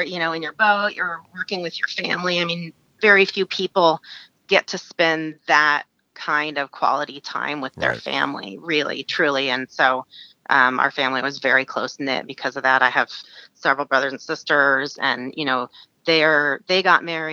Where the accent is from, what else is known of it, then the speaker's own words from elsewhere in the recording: Alaska, United States; I was born and raised in Alaska, very typical, you know, true Alaskan upbringing